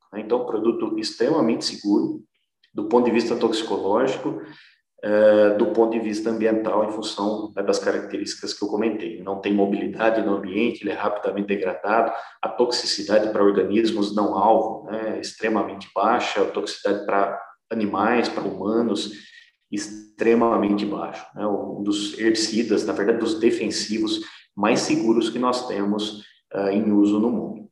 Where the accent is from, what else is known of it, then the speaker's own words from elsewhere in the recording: Botucatu, São Paulo, Brazil; eu sou aqui de Botucatu